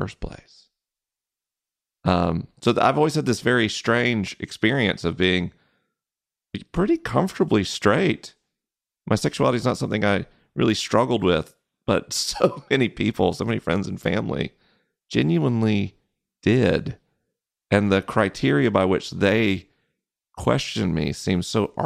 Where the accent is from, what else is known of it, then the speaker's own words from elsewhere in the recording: Florida, United States; growing up in the South